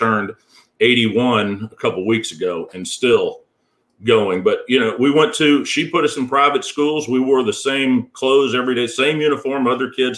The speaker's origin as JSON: {"language": "English", "town": "Houston", "region": "Texas", "country": "United States", "tie": "born or raised there", "said": "I was born and raised in Houston, Texas"}